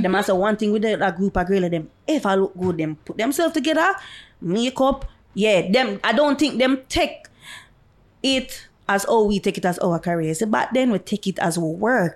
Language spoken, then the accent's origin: English; Jamaica; Me's a dancehall dancer. I am from Jamaica